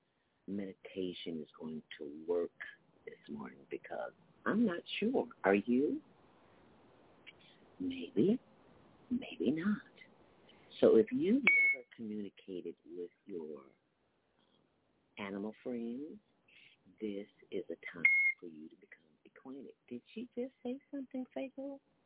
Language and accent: English; Chicago, Illinois, United States; I'm from Chicago, so I'm used to cold